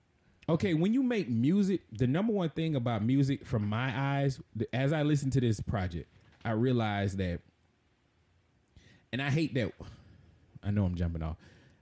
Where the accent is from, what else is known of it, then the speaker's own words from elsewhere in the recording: the South, United States; I was raised in the South, so I'm a Christian by, you know, my region.